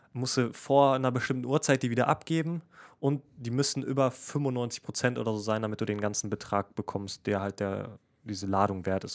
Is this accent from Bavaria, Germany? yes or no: no; Essen, North Rhine-Westphalia, Germany; ich komme aus Essen